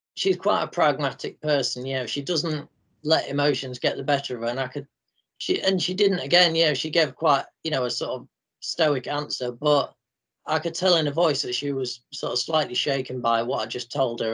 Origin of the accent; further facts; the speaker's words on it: Grimsby, Yorkshire and the Humber, United Kingdom; grimsby for a day out and uh, i showed her around my hometown